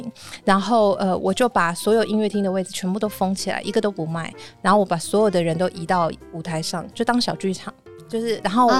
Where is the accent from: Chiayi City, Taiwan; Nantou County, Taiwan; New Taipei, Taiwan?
Chiayi City, Taiwan; Chiayi; 如果今天他是像我一样嘉义市长大的小孩，我一直以来对那里认知就是，我就走进去坐下来开始听音乐